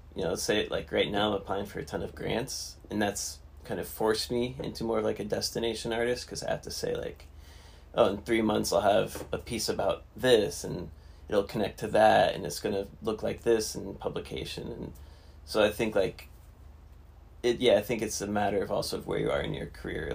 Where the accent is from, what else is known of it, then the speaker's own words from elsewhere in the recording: Alaska, United States; also born or lived in Fort Collins, Colorado; I was originally from Alaska